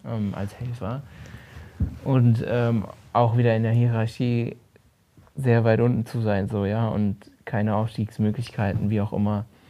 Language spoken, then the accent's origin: German; Rhineland-Palatinate, Germany; moved away; Ich bin auf dem Dorf aufgewachsen in Rheinland-Pfalz